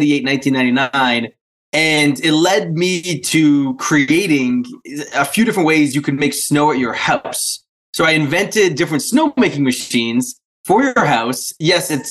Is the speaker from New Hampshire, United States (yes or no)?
yes; New Hampshire, United States; accent: a little Canadian, but also Polish; I grew up in a very small town in kind of the middle part of New Hampshire